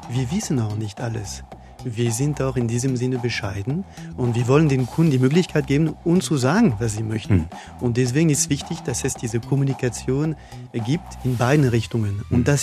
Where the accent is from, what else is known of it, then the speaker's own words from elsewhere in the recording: France; German is a second language; Ja, ich stamme aus Frankreich, das kann ich natürlich nicht verheimlichen. Ja, ich bin Franzose